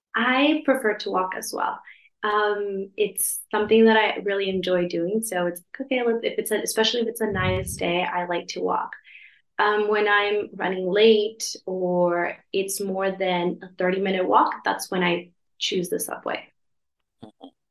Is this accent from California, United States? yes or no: yes; Los Angeles, California, United States; moved away as an adult; now in Madrid, Spain; I'm from California, Los Angeles